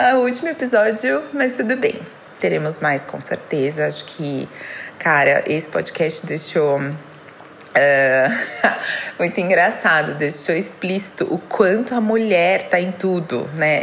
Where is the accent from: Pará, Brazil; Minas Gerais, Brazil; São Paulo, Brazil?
São Paulo, Brazil; eu tenho 31 anos, sou de São Paulo